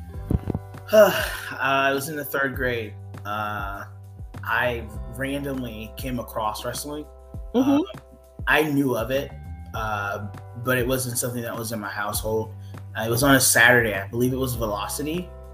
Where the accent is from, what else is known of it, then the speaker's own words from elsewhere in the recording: Thomasville, Georgia, United States; I'm from Thomasville, Georgia. So like we live like literally on the Florida Georgia line.